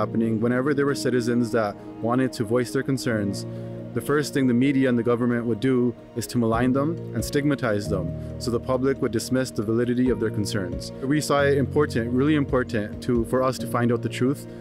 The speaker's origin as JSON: {"language": "English", "town": "Toronto", "region": "Ontario", "country": "Canada", "said": "I'm 32 years old and I'm from Toronto"}